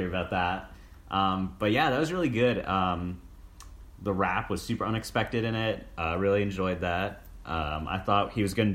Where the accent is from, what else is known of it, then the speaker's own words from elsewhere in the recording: Philadelphia, Pennsylvania, United States; I'm from Philly